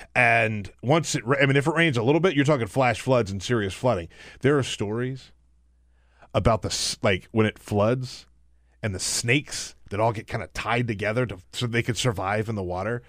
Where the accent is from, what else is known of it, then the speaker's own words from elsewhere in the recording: the South, United States; moved away; also born or lived in Ohio; I came from there